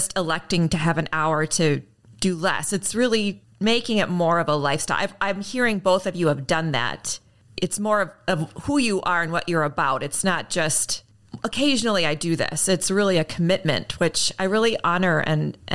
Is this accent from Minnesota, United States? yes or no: yes; Minneapolis, Minnesota, United States; my hometown, Minneapolis, Minnesota